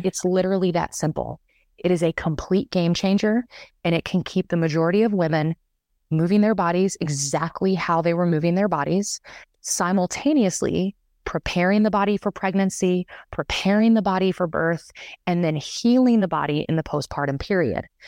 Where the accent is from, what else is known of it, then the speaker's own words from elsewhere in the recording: the South, United States; now in Boulder, United States; I'm from the South originally